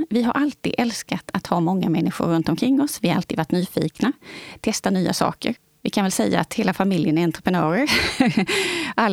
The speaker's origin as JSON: {"language": "Swedish", "town": "Växjö", "region": "Kronoberg County", "country": "Sweden"}